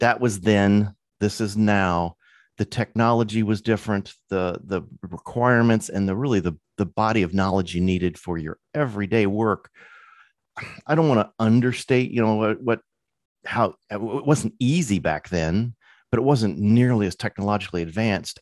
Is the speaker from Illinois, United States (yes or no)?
yes; Illinois, United States; moved away; also born or lived in California; I was born and raised in Illinois